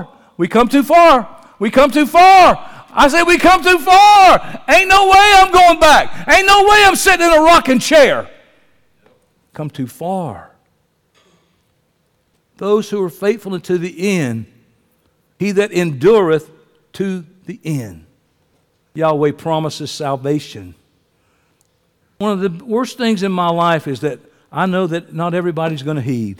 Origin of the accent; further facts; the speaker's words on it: Columbus, Georgia, United States; I'm from Columbus, Georgia